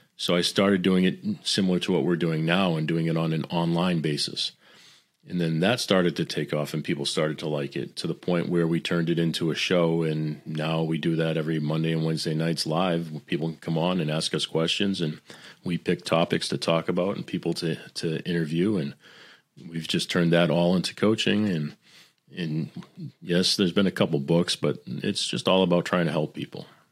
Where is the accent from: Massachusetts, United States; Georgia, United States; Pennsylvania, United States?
Massachusetts, United States; Boston; I'm, I'm Italian. I'm from Boston